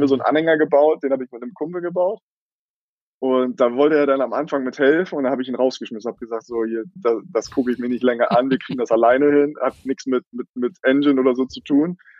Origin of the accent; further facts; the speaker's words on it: Eckernförde, Schleswig-Holstein, Germany; Ich bin selber ähm, in Eckernförde geboren und aufgewachsen, hier auch zur Schule gegangen